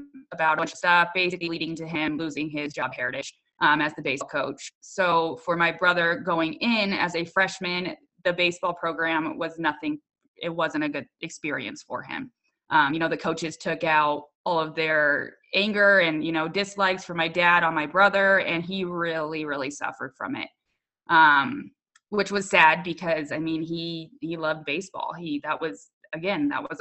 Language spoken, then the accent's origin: English; Littleton, United States; I grew up in Littleton, as well as my parents did.